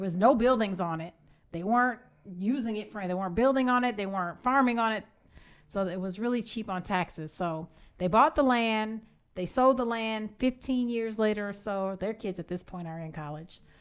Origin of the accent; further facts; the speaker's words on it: Evanston, Illinois, United States; moved away as an adult; now in Georgia, United States; I am from Evanston, Illinois